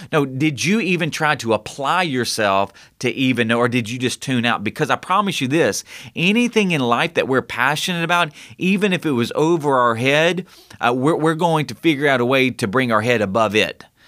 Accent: United States; we are American

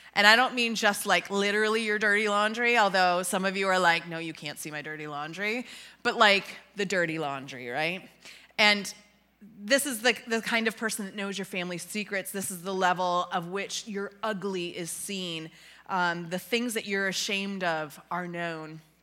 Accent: Western New York, United States; moved away as an adult; also born or lived in Ontario, Canada; now in Illinois, United States; I hail from uh, Western New York

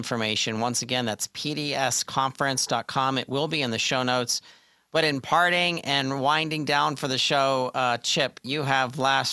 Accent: Pittsburgh, Pennsylvania, United States; I'm from Pittsburgh

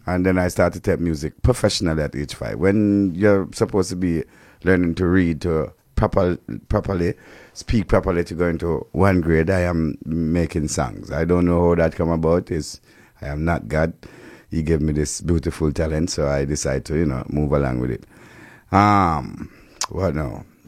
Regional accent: Jamaica; we as Jamaican

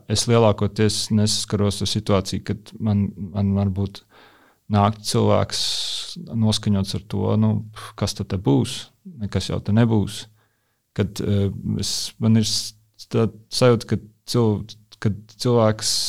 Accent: Rēzekne, Rēzekne Municipality, Latvia; now in Riga, Latvia; kur es veidoju saspēli ar ar manām atmiņām vai pieredzi Reizeknē, jo es uzaugu Ziemeļrajonā, kas ir tāds industriāls

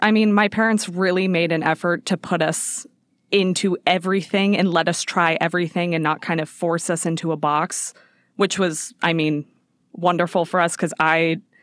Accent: Las Vegas, Nevada, United States; moved away; I grew up in Vegas. I was born and raised there.

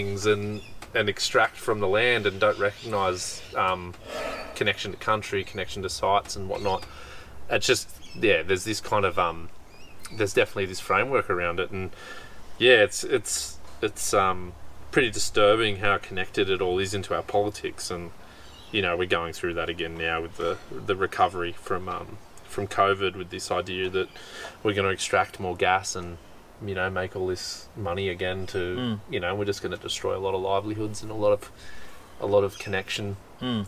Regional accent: Australia; as an Australian

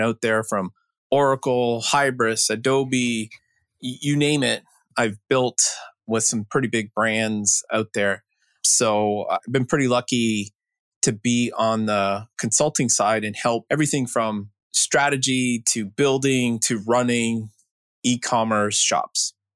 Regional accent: Canada; I grew up in Canada graduate of Waterloo computer science up there

